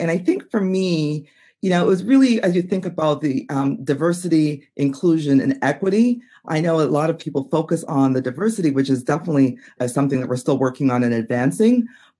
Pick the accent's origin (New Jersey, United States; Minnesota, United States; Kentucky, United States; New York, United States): Minnesota, United States; Minneapolis; that you mentioned I'm from Minneapolis. And so Minneapolis is very, it's been a hotbed for the last couple of years.